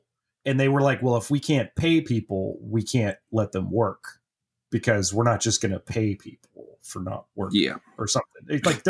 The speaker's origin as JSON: {"language": "English", "region": "Midwest", "country": "United States", "said": "I'm a Midwesterner."}